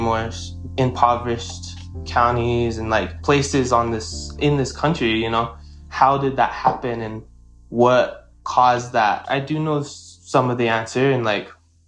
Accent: Kyle, South Dakota, United States; I am from Kyle, South Dakota, which is on the Ogallala Sioux Reservation

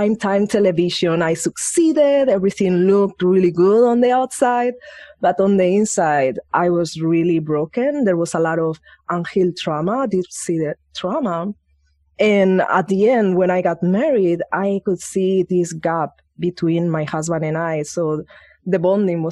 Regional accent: Spain; moved away; I grew up in Spain

